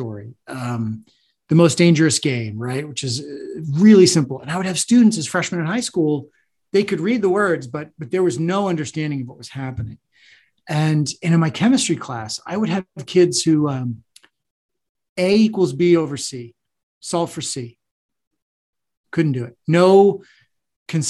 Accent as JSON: {"language": "English", "region": "New England", "country": "United States", "tie": "born or raised there", "said": "I'm a kid from New England"}